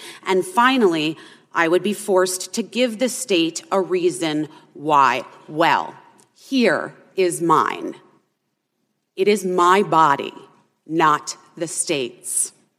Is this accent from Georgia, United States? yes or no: no; Arizona, United States; I had an abortion when I was 15 years old in my home state of Arizona in 1994.